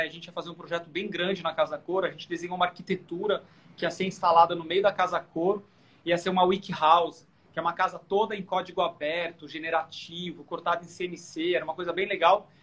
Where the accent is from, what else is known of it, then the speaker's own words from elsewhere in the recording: Sorocaba, São Paulo, Brazil; fui criado no interior, eu sou de Sorocaba.